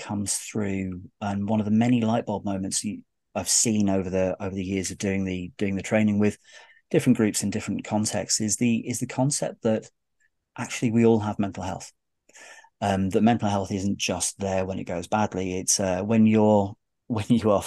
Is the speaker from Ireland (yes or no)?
no; United Kingdom; I'm terribly British